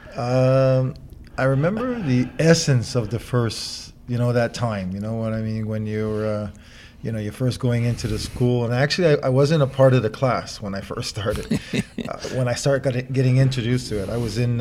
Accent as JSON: {"language": "English", "region": "New York", "country": "United States", "said": "I was from New York"}